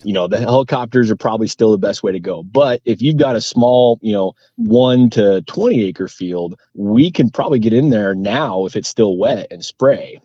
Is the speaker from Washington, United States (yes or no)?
yes; Whatcom County, Washington, United States; growing up in Whatcom County